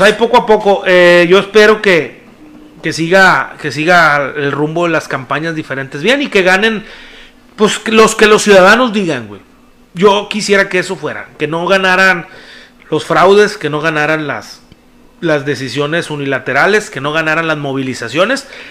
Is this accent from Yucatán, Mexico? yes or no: no; Apodaca, Nuevo León, Mexico; yo soy de Apodaca